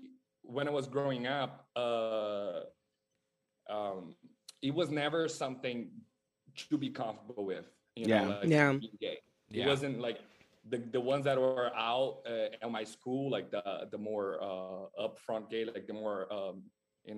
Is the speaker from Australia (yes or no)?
no; Brazil; moved away as an adult; now in Los Angeles, United States; I'm born and raised in Brazil, so I moved here in LA like 10 years ago